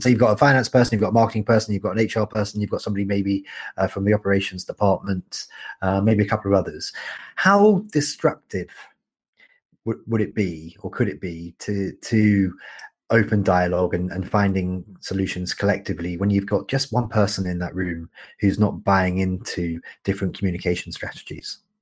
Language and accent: English; United Kingdom; also born or lived in Canada; I'm a Brit and I'm a Canadian